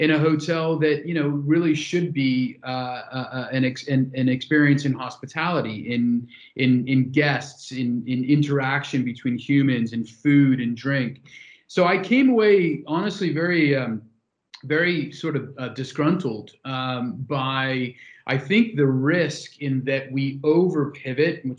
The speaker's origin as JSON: {"language": "English", "town": "San Francisco", "region": "California", "country": "United States", "tie": "born or raised there", "moved": "yes", "said": "my hometown in San Francisco"}